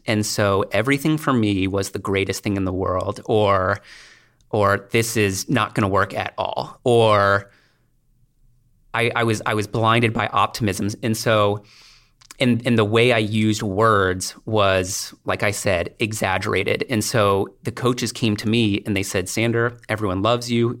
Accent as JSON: {"language": "English", "town": "Washington", "region": "District of Columbia", "country": "United States", "tie": "born or raised there", "said": "I grew up in the Washington, D C area"}